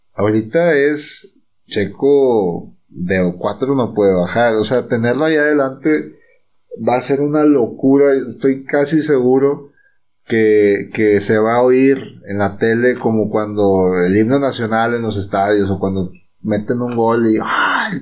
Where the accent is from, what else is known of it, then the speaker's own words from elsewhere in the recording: Mexico; somos mexicanos